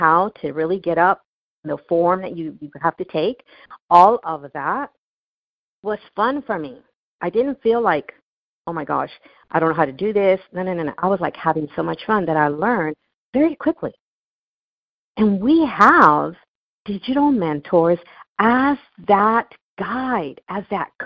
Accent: Newport Beach, California, United States; I grew up in Newport Beach, California

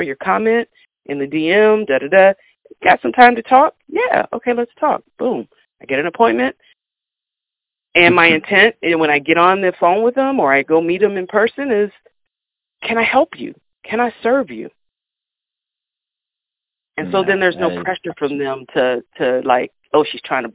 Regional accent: Kansas, United States; I'm from Kansas

